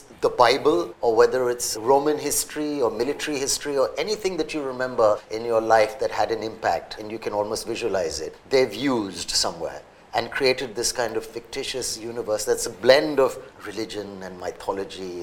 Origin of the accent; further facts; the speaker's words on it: Mumbai, Maharashtra, India; growing up in Bombay back in the day